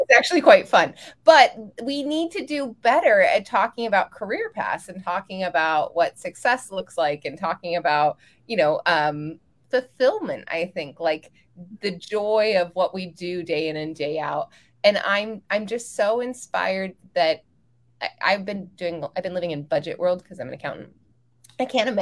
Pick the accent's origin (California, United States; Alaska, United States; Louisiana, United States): California, United States; I'm from California